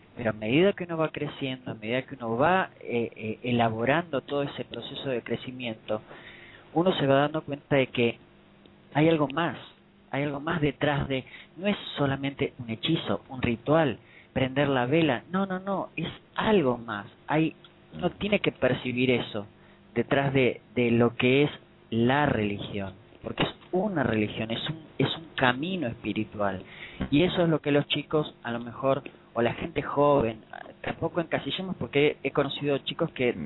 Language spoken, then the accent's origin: Spanish; Buenos Aires, Argentina; yo acá en, en mi país, en Buenos Aires